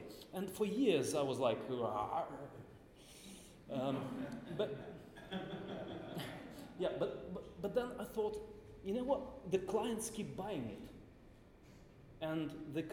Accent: Moscow, Russia; I'm from Moscow

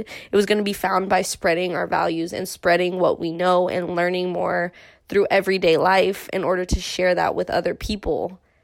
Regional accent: Irvine, California, United States; growing up in Irvine

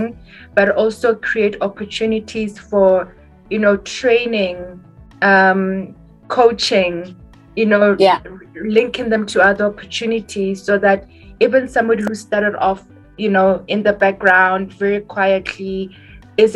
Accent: Botswana; I come from Botswana

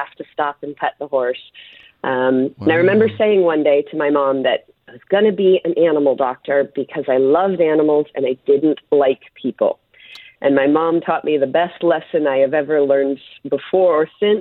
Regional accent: Colorado, United States; I grew up in Colorado

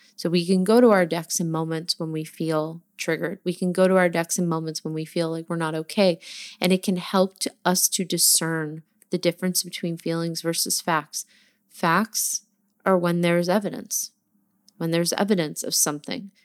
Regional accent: New Jersey, United States; I'm from New Jersey

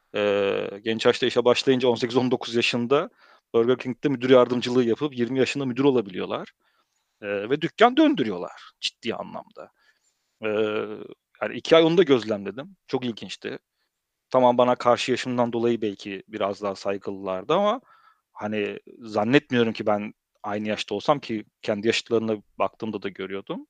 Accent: Germany; also born or lived in Turkey; now in Netherlands; Almanya'da doğup büyüdüm

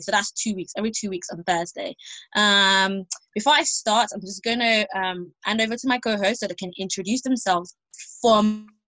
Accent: Nigeria; we're Nigerian

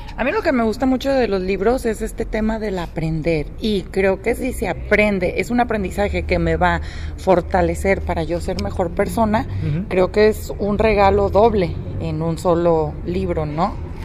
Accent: Mexico; nosotros como mexicanos

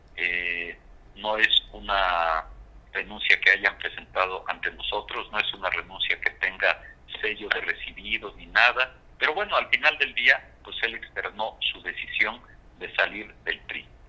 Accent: Guerrero, Mexico; soy orgullosamente guerrerense, soy orgullosamente mexicano

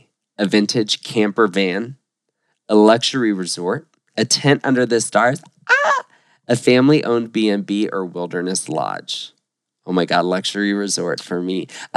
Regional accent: Florida, United States; we're from Florida.

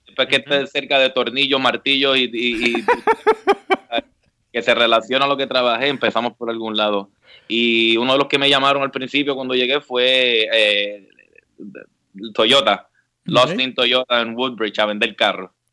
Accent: San Juan, Puerto Rico; moved away as an adult; also born or lived in Mayagüez, Puerto Rico; now in Washington, D.C. area, United States; Yo, yo soy original de San Juan, toda la vida me crié en San Juan desde los dos años

